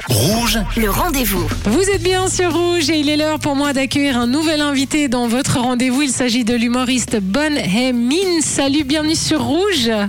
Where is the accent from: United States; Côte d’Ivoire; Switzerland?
Switzerland; t'es chez nous, en Suisse